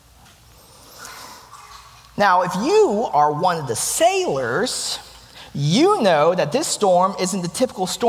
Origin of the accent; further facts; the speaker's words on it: Chattanooga, Tennessee, United States; also born or lived in South Korea; my hometown, Chattanooga, Tennessee